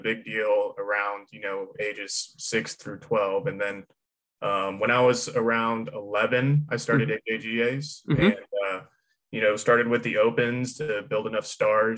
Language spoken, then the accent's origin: English; Houston, Texas, United States; So I am from Houston, Texas. Mm-hmm. I lived on a golf course for the first 8 years of my life